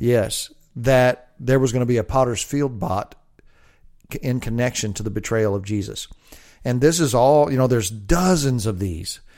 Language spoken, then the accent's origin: English; United States; I'm an American